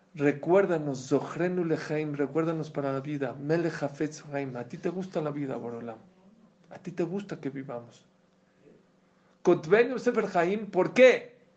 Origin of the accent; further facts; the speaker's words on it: Mexico; Yo la verdad vengo de México